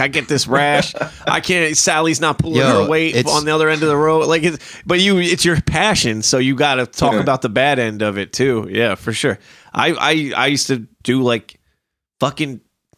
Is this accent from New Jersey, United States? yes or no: yes; New Jersey, United States; We Jersey drivers